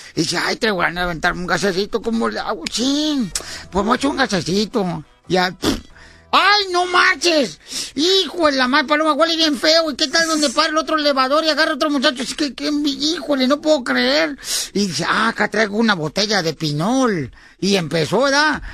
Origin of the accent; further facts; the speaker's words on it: Mexico; now in United States; cuando yo salí de México para poder cruzar la frontera